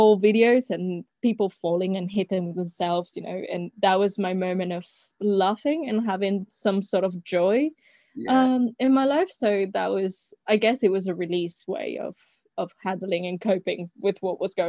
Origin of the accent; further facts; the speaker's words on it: Spain; I'm actually originally from Spain.